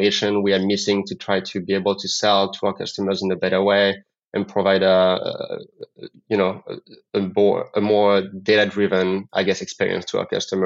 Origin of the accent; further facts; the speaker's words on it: France; English is a second language; moved away as an adult; now in New York, United States; I'm originally from France. I did my master's degrees in France, moved to the U.S. to learn English